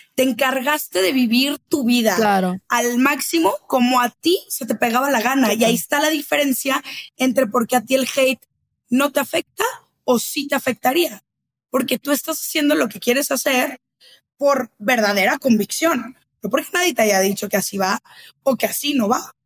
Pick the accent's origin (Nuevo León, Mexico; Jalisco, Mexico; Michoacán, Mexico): Jalisco, Mexico; Guadalajara; now in Mexico City, Mexico; yo que ya vivo en Ciudad de México y soy de Guadalajara